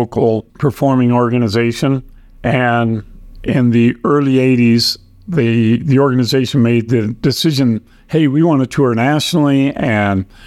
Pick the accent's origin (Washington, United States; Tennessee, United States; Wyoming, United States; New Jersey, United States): Wyoming, United States; Riverton; moved away as an adult; also born or lived in Laramie, Wyoming; now in Aurora, United States; I grew up in Riverton, Wyoming, of all places